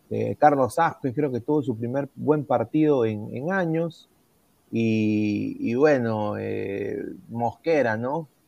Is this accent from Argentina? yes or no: no; Peru